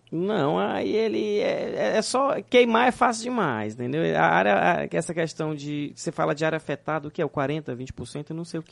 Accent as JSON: {"language": "Portuguese", "region": "Northeast Region", "country": "Brazil", "tie": "born or raised there", "said": "eu sou nordestino nato"}